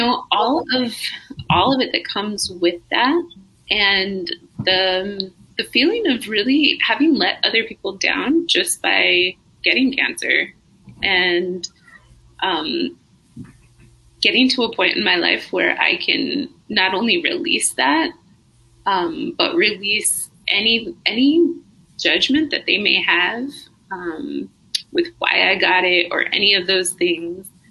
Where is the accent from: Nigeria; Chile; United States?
United States; northern New Mexico; I'm from New Mexico, tiny town up in northern New Mexico